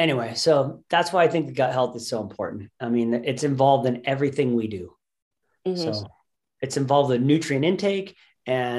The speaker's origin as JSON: {"language": "English", "country": "United States", "said": "our society we as American humans"}